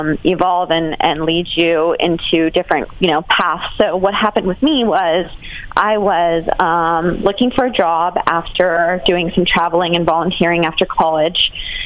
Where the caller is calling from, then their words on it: Austin, Texas, United States; I'm calling in from Austin, Texas.